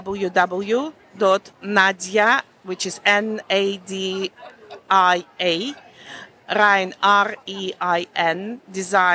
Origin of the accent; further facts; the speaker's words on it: Kazakhstan; English is a second language; moved away as an adult; also born or lived in Germany; now in Loughborough, United Kingdom; I'm Russian German from Kazakhstan.